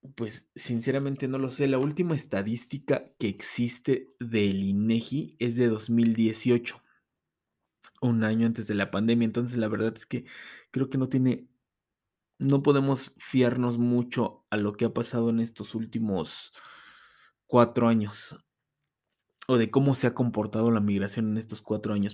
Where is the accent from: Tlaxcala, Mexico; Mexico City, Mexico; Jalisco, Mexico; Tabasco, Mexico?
Mexico City, Mexico; moved away as an adult; Yo vengo de la Ciudad de México, ahorita estoy radicando en otro estado, pero vengo de la Ciudad de México